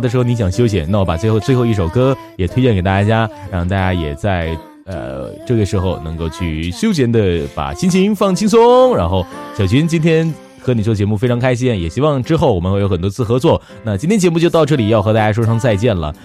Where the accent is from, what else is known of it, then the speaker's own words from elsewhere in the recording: Northeast China, China; also born or lived in Hangzhou; 我们东北现在这个温度应该就是我在杭州那时候初冬的温度